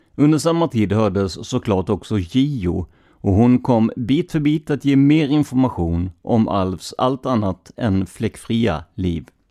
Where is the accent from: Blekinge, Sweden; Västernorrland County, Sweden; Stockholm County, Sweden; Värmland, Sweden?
Blekinge, Sweden; Karlskrona; Jag är själv från Karlskrona, en stad med ett otal öar